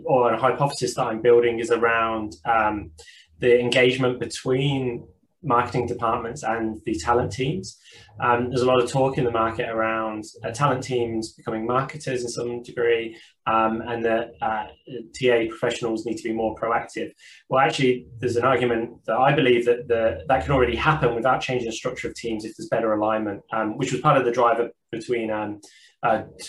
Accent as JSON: {"language": "English", "region": "England", "country": "United Kingdom", "moved": "yes", "lives_now": "Sydney, Australia", "said": "I am an Englishman"}